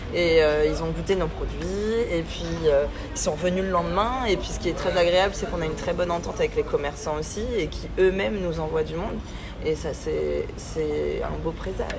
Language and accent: French; Morocco; now in Bordeaux, France; je suis marocaine